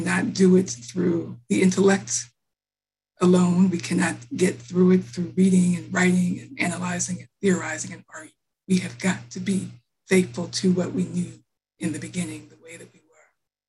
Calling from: Cambridge, Massachusetts, United States; I am calling in from Cambridge, the ancestral land of the Massachusetts tribe.

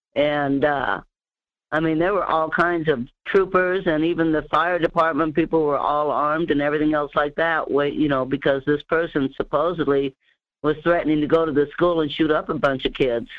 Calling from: Denali Borough, Alaska, United States; calling from the Denali, Borough area

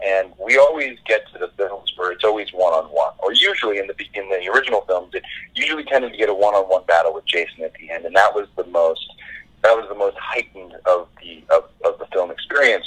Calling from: Los Angeles, California, United States; Calling in from Los Angeles, California.

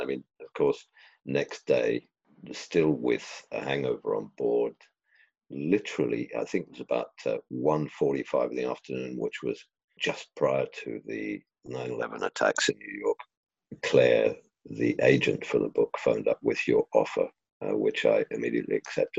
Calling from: East of England, United Kingdom; North Cambridgeshire in the fabulous Fens.

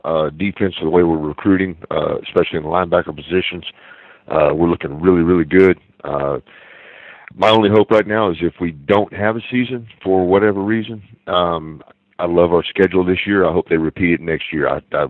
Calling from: Baghdad, Baghdad Governorate, Iraq; I'm calling from Baghdad, Iraq.

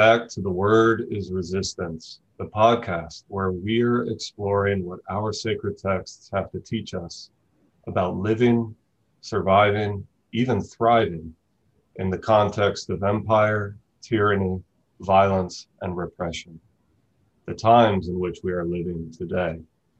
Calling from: Tucson, Arizona, United States; I'm joining today from Tucson, Arizona, which is located on the traditional and occupied homelands of the Tohono O'odham Nation and its people

